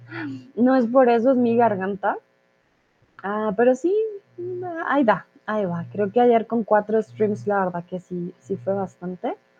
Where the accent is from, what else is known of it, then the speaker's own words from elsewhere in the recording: Colombia; soy de Colombia